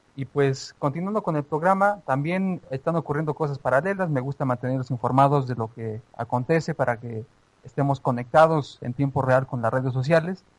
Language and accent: Spanish; Mexico; como mexicanos